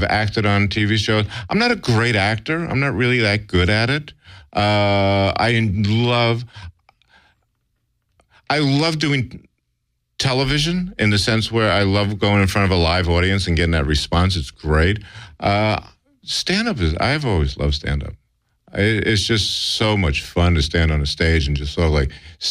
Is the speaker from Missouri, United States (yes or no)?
no; New York City, New York, United States; moved away as an adult; I grew up in New York City